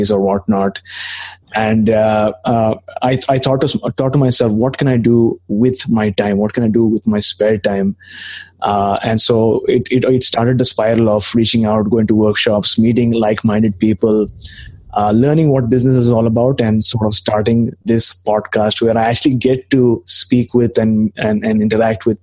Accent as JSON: {"language": "English", "town": "Mumbai", "region": "Maharashtra", "country": "India", "moved": "as an adult", "lives_now": "Canada", "said": "I came to Canada about 2.5 years back. I'm initially from Mumbai"}